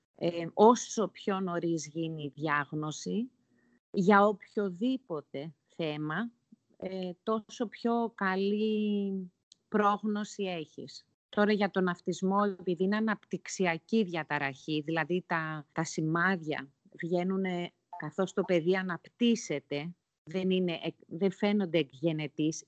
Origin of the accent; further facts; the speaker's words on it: Nea Smyrni, Attica, Greece; moved away as an adult; also born or lived in Singapore; μεγάλωσα στη Νέα Σμύρνη